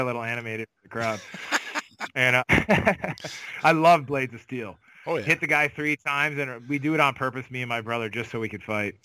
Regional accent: Cambridge, Ontario, Canada; born or raised there

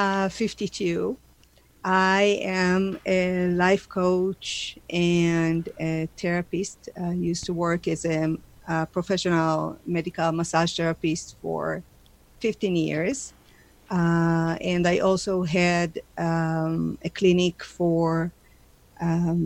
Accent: Israel; moved away as an adult; now in Calgary, Canada; I was born in Israel, and I'm the youngest of three children

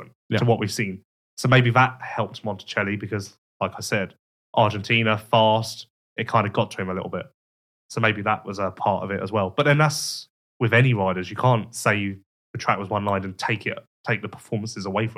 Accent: England, United Kingdom; I'm English

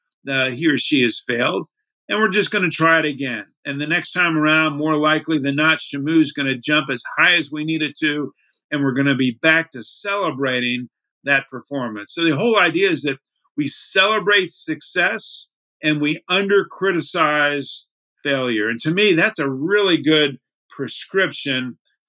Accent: Miami, Florida, United States; I grew up in Miami

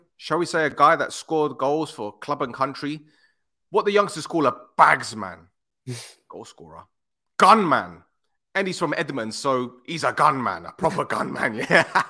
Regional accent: Edmonton, London, United Kingdom; I know that area very, very well because I'm from those areas.

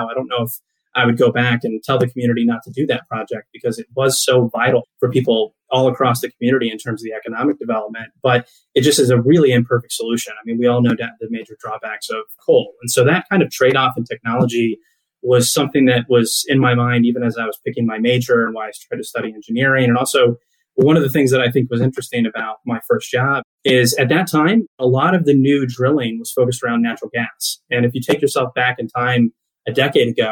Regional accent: Riesel, Texas, United States; also born or lived in Tulsa, Oklahoma / Houston, Texas; my hometown is Riesel, Texas, a small town in central Texas.

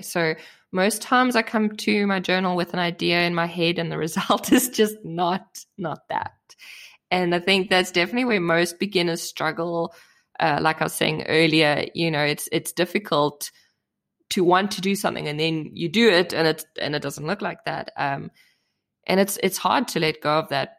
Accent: South Africa; now in Germany; I grew up in South Africa, and South Africa is a very new country

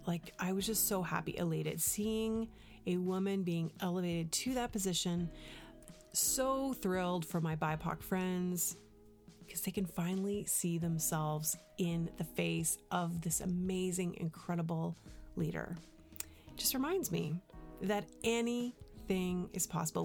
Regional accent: Canada; moved away; also born or lived in United States; Now, I'm Canadian

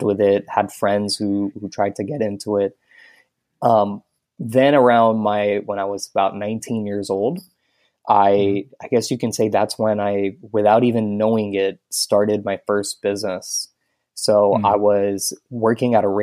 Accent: Houston, Texas, United States; moved away as an adult; now in Tampa, United States; I grew up in Houston, Texas

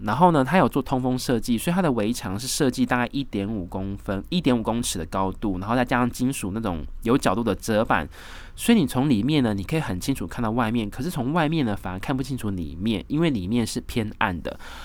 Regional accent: Taiwan; 我来自台湾啊，来这边二零一七年打工度假啦

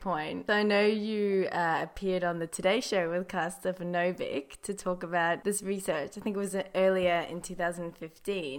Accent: South Africa; I am actually from South Africa

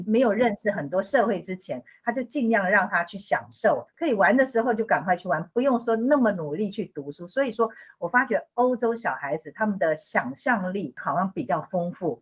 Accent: Taipei, Taiwan; moved away as an adult; now in Rome, Italy; 我在台北市出生，我是意大利的会计师，还有兼侨务顾问

